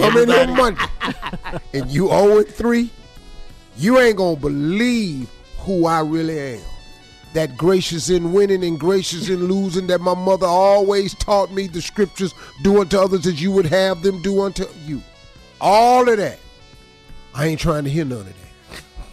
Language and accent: English; Cleveland, Ohio, United States; I'm from Cleveland